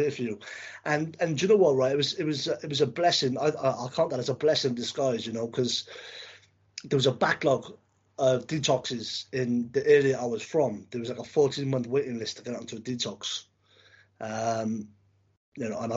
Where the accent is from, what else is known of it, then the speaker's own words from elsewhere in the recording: Cardiff, Wales, United Kingdom; now in England, United Kingdom; I'm originally from Wales.